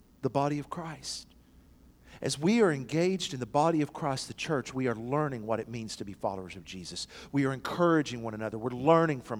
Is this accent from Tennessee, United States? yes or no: yes; McMinn County, Tennessee, United States; my days growing up in McMinn County